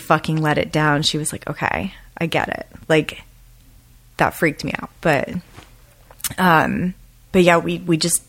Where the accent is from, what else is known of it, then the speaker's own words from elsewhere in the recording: Lancaster County, Pennsylvania, United States; moved away as an adult; also born or lived in Philadelphia, Pennsylvania / Portland, Oregon / Hawaii; now in Los Angeles, United States; I grew up outside of Philadelphia, Pennsylvania. I grew up in Amish country, Pennsylvania, Lancaster County